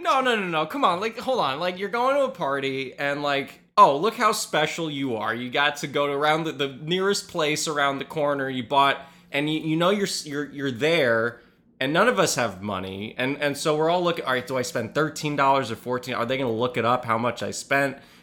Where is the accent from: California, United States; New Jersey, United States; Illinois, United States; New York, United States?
New York, United States; New York City; I grew up in the West Village